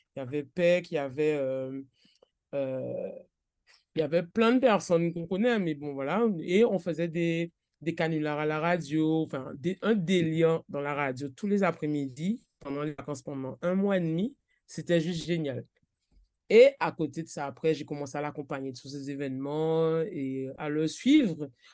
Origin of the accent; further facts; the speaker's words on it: Trois-Rivières, Guadeloupe; now in Les Abymes, Guadeloupe; je suis de Trois-Rivières, mais j'habitais, j'habite aux Abîmes